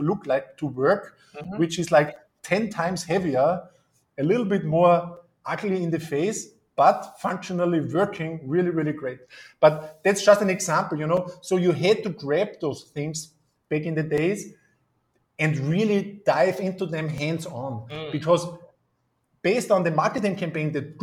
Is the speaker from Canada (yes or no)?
no; Austria; I'm from Austria